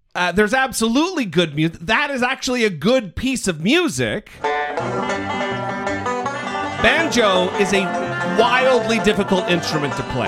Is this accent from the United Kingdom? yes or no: no; Idaho, United States; now in California, United States; I'm from Idaho.